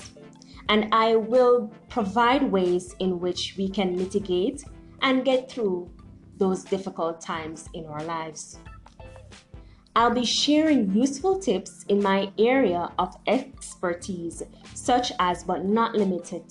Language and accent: English; Jamaica; I am a Jamaican-born motivational speaker